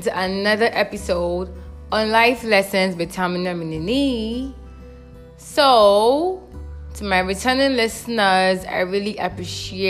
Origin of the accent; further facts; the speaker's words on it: Rivers State, Nigeria; I am from Rivers State in Nigeria